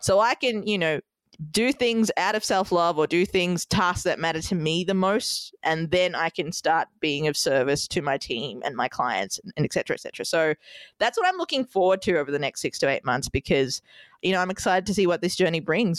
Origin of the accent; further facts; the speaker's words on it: Melbourne, Victoria, Australia; moved away as an adult; also born or lived in Sri Lanka; now in New York City, United States; Melbourne, Australia, my hometown